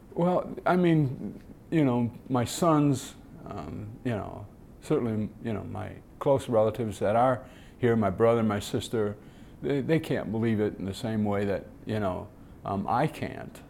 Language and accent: English; Detroit, Michigan, United States; I grew up in Detroit and watched the Tigers play